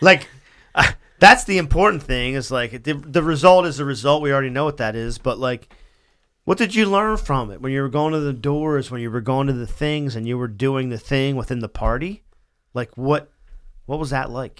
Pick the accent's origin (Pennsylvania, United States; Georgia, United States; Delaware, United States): Delaware, United States; Wilmington; I was born in Wilmington General